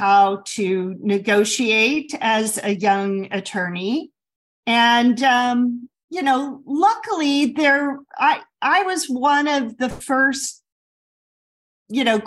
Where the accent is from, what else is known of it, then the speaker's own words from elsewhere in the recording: Midwest, United States; I grew up in the Midwest